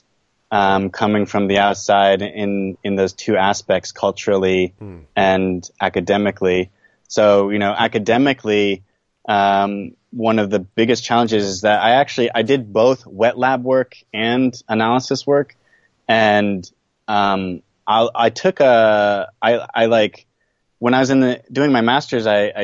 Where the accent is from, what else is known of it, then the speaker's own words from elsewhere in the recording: California, United States; moved away as an adult; also born or lived in East Coast of the U.S. / Taiwan; now in Japan; I'm from California, born on the East Coast of the U.S.